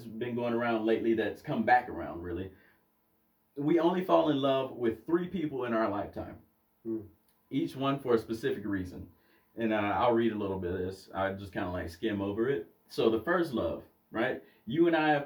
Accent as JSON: {"language": "English", "region": "Alabama", "country": "United States", "moved": "yes", "lives_now": "Utah, United States", "said": "I come from Alabama, where it's taught you don't lose your virginity until you get married."}